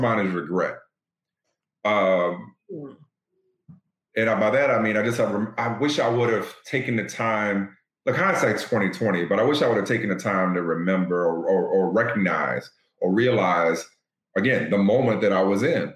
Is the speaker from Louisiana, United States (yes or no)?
yes; New Orleans, Louisiana, United States; my hometown in New Orleans